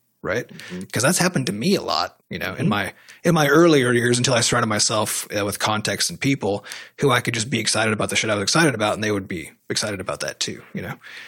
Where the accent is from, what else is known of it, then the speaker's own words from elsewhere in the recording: United States; as an American